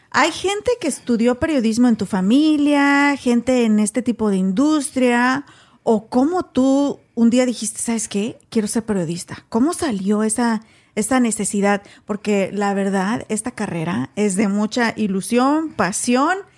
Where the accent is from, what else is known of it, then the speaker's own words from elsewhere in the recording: Mexico; now in United States; en México, no sé, hace muchos años que me vine, hace 18 años que me vine de México